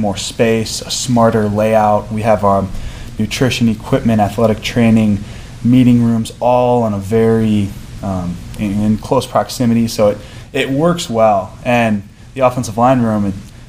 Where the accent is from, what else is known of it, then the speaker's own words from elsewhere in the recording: West Michigan, United States; moved away as an adult; now in Illinois, United States; growing up in West Michigan